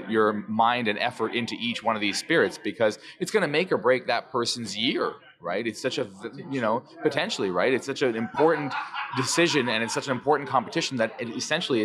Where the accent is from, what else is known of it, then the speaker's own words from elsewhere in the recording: Canada; I'm the only Canadian, so maybe they love the fact that I'm Canadian